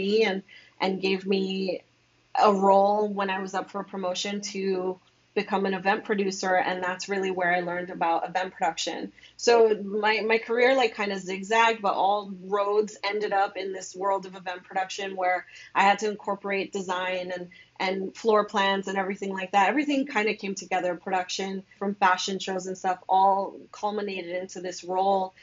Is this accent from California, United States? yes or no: no; New York City, New York, United States; I was born and raised in New York. I'm from the Bronx.